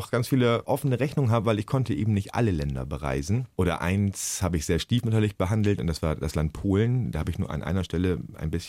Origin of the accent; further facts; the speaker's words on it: Germany; Ich bin Lehrer, ich bin aus Deutschland, habe ich da oft gesagt.